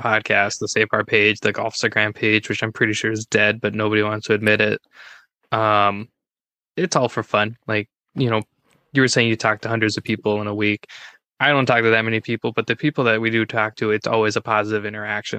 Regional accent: Minnesota, United States; I'm from Minnesota.

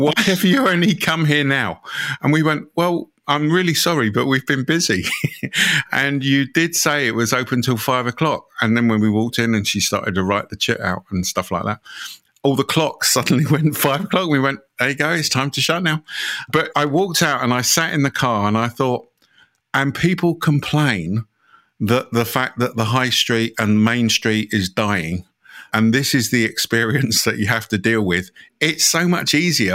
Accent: United Kingdom; being British

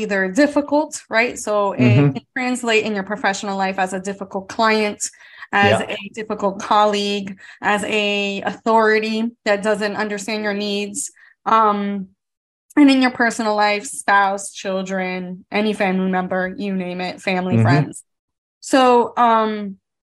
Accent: South Florida, United States; growing up in South Florida, it's the melting pot of America

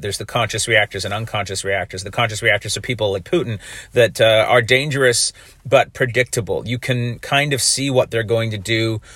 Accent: Canada; I'm a Canadian and, uh, that I'm doing this podcast in Canada

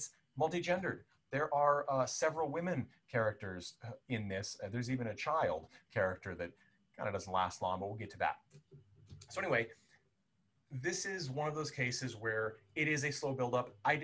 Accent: Southern California, United States; growing up in Southern California in the 90s

